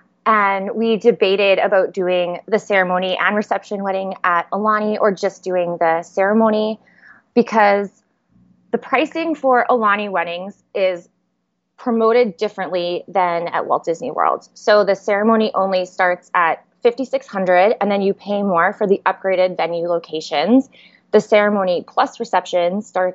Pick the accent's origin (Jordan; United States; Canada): Canada; Edmonton, Alberta; moved away as an adult; now in Niagara Falls, Canada; We are from Edmonton. That is 8 hours north of the Montana border. But we recently moved to Niagara Falls